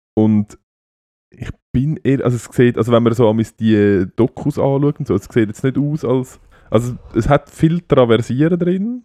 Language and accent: German; Switzerland; bei uns in der Schweiz